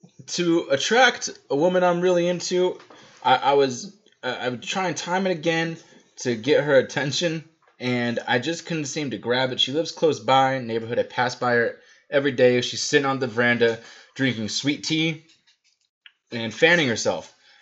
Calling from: Atlanta, Georgia, United States; I'm calling from Atlanta, Georgia. As you might be able to tell from my accent.

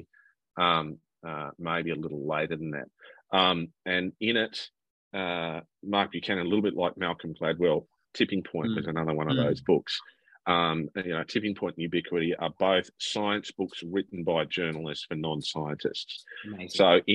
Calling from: Fitzroy, Victoria, Australia; I am, of course, coming from the People's Democratic Republic of Fitzroy on Wurundjeri, Woiwurrung country

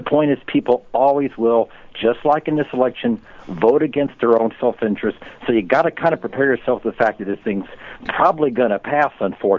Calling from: Tampa, Florida, United States; in Tampa, Florida.

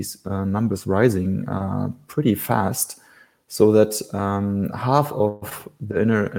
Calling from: Berlin, Germany; I'm calling from Berlin, Schöneberg, which is one of the inner districts in Berlin.

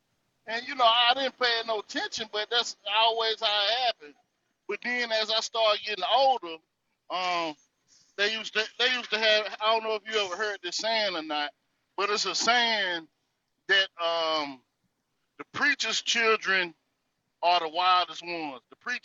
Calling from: North Carolina, United States; I'm calling from the North Carolina territory.

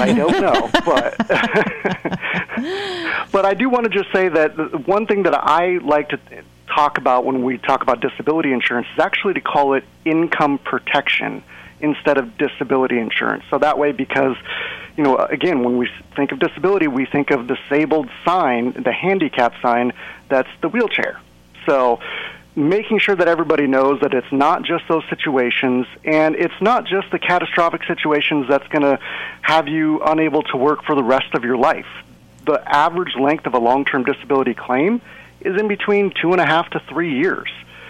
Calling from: Seattle, Washington, United States; And I'm coming from Seattle, and it is actually dry up here.

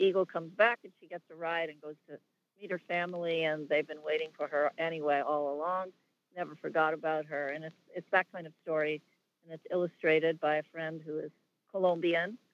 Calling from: Hartsdale, New York, United States; I'm calling from Hartsdale, New York.

